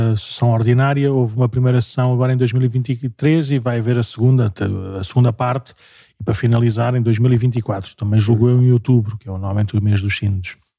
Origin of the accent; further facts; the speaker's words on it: Paço de Arcos, Lisbon, Portugal; also born or lived in Porto Salvo; sou natural de Passos de Arcos